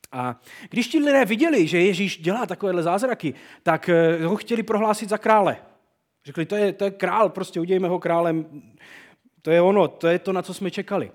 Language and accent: Czech; Czechia; u nás v Čechách